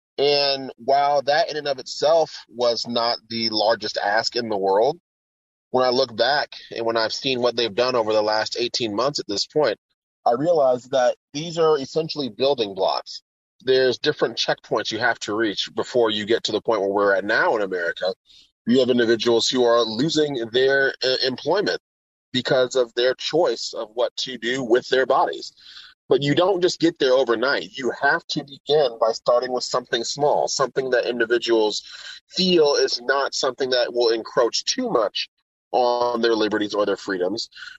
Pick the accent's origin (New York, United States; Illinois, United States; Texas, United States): Texas, United States; San Antonio; now in Houston, United States; Originally, I'm from San Antonio, Texas. I was homeschooled. I'm the second oldest of nine children. And I've moved all around the world. And moving to Houston, where I live now, is actually my 22nd move.